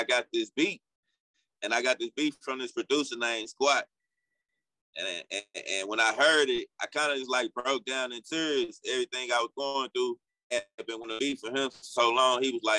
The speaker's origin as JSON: {"language": "English", "town": "Centreville", "region": "Illinois", "country": "United States", "said": "And I'm from Centerville. In the last 5 years, Centerville was like the poorest city in America."}